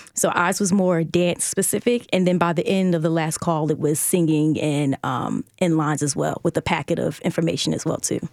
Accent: Baltimore, Maryland, United States; I'm also from Baltimore, too

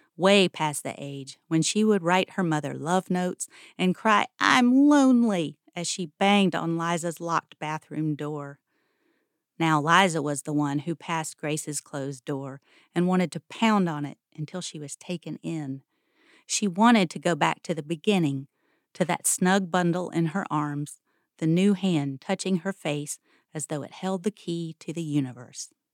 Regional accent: Greensboro, North Carolina, United States; I grew up in Greensboro.

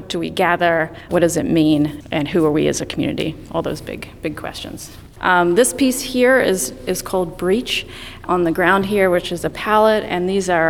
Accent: New Zealand; moved away; I hail from New Zealand

